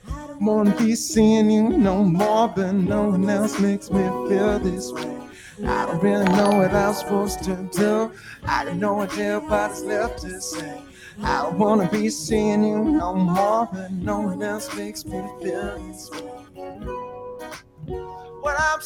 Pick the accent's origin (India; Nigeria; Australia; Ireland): Australia; Yes, I'm actually Australian. Frightfully Australian.